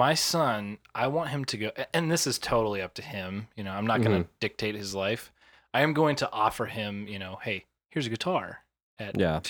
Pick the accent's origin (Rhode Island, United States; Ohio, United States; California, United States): Ohio, United States; So that just makes me more proud that I'm from Ohio.